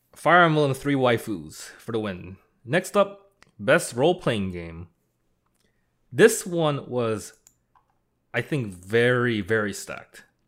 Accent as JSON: {"language": "English", "country": "Canada", "said": "we're not American, we're Canadian"}